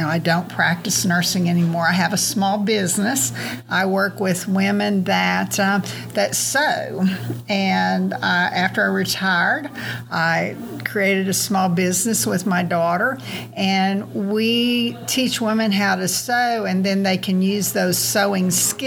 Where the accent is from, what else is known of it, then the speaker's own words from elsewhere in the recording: Springdale, Arkansas, United States; I'm from Springdale